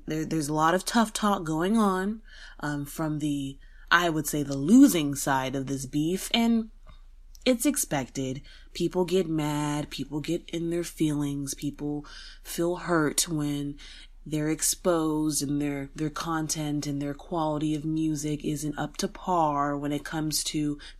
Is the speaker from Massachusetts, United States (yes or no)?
no; San Antonio, Texas, United States; San Antonio is my hometown, born and raised in Texas